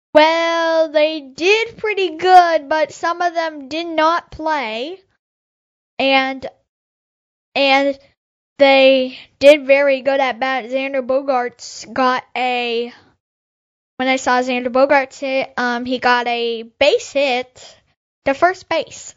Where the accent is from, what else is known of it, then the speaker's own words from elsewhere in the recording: Iowa, United States; I'm from Iowa